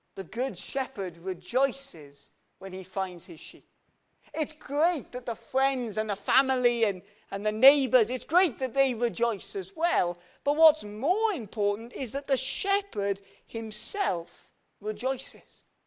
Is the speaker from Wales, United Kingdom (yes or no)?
yes; Welsh, Wales, United Kingdom; we're Welsh